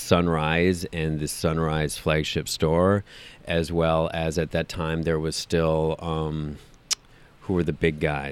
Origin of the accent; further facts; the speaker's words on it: Minneapolis, Minnesota, United States; moved away as an adult; also born or lived in Milwaukee, Wisconsin; I grew up in Minneapolis, worked at a record store in Minneapolis